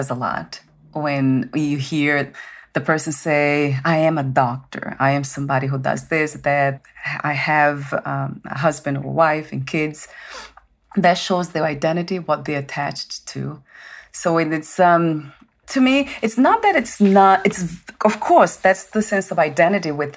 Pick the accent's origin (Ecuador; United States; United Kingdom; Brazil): Brazil; I'm from Brazil